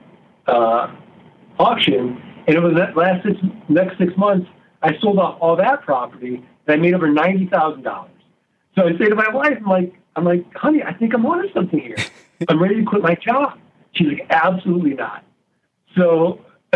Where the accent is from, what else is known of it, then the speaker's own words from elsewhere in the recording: St. Louis, Missouri, United States; I'm from Missouri. I'm from St. Louis. We're the show me state